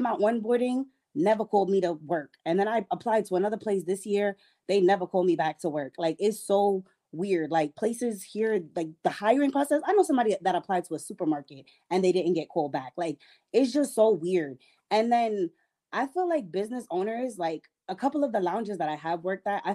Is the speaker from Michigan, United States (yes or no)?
no; New York City, New York, United States; now in Georgia, United States; I'm from New York City